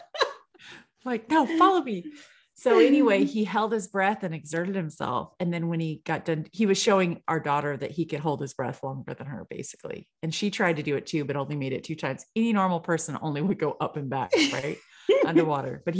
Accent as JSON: {"language": "English", "region": "California", "country": "United States", "said": "I'm from California"}